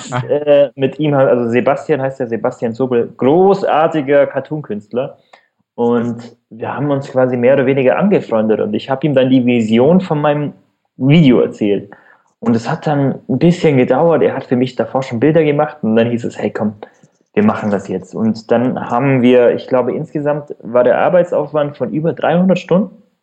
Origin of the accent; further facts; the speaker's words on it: Allgäu, Bavaria, Germany; accent: rolled R; now in Munich, Germany; wenn man aus in ländlichen Regionen aufwächst, wie bei mir der Fall. Also ich komme also ich wohne jetzt in München, aber komme ursprünglich aus dem Allgäu. Man hört das vielleicht an dem rollenden R